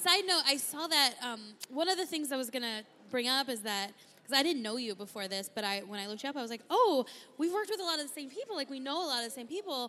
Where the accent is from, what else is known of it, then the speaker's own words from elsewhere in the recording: San Diego, California, United States; moved away as an adult; now in Arizona, United States; I'm from San Diego originally